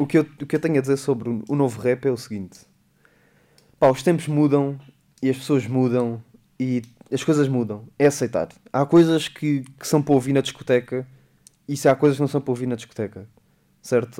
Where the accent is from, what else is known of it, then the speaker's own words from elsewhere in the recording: Beja, Alentejo, Portugal; é o pé de Beja, é o pé da minha terra